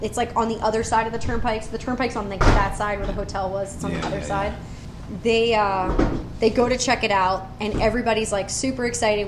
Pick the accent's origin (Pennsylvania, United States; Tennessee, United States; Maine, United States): Pennsylvania, United States; Philadelphia; growing up in Philadelphia, Sundays are for football